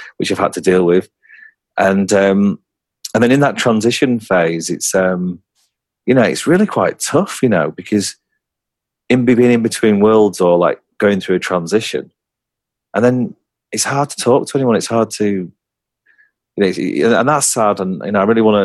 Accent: England, United Kingdom; I'm from England

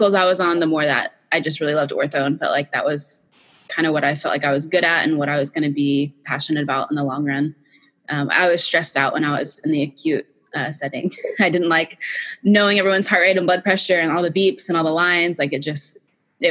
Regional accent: Fort Worth, Texas, United States; I was born and raised in Fort Worth, Texas

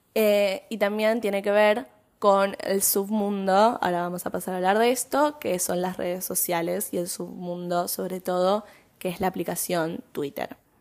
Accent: Buenos Aires, Argentina; nací y vivo en Buenos Aires

